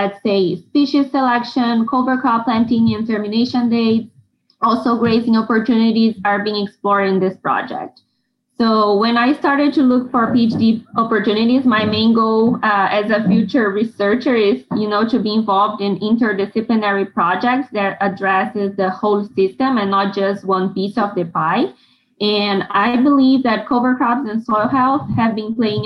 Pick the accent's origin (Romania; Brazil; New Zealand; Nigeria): Brazil; moved away as an adult; also born or lived in Florida, United States; now in Nebraska, United States; I'm originally from Brazil, so I've earned my bachelor's degree in agronomy at the University of São Paulo.